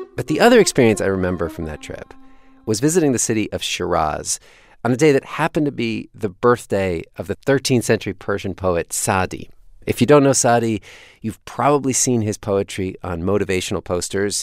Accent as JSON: {"language": "English", "country": "United States", "said": "being an American in Iran"}